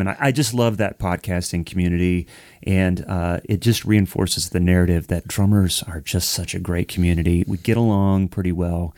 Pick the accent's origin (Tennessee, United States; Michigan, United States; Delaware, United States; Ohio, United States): Ohio, United States; now in Nashville, United States; I'm from Ohio